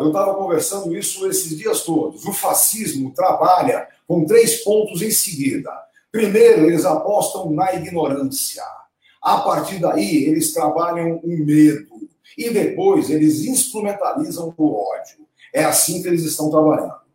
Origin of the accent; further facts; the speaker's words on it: Santos, São Paulo, Brazil; lá na minha terrinha em Santos